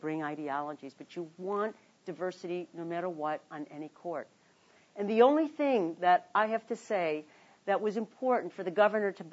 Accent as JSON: {"language": "English", "town": "Chicago", "region": "Illinois", "country": "United States", "tie": "born or raised there", "also_born_or_lived": "Washington", "moved": "yes", "said": "I was born in Chicago, on the south side of Chicago, in a working-class neighborhood named Bridgeport"}